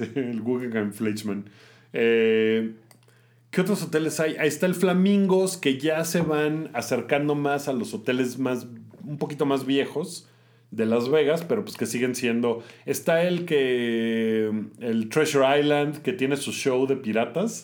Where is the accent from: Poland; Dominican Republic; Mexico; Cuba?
Mexico; soy mexicano